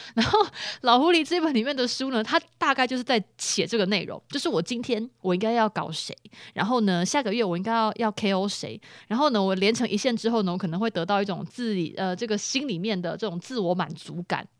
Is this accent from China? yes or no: no; Taiwan; 在我们嘉义